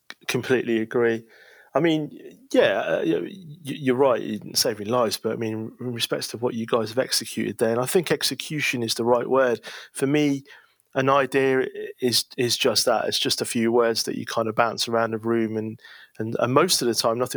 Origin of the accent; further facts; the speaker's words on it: Leicester, East Midlands, United Kingdom; Where I come from, that's hot. And if anybody wants to know where I come from, just ask me. But the answer is Leicester.